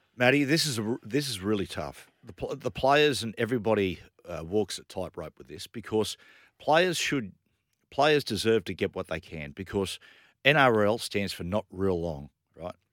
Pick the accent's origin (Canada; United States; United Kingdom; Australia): Australia; Sydney, New South Wales; I was brought up in La Perouse, which is probably the spiritual home of the Rabbitohs